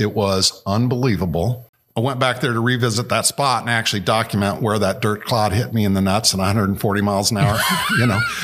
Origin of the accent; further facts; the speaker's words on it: Indianapolis, Indiana, United States; Growing up there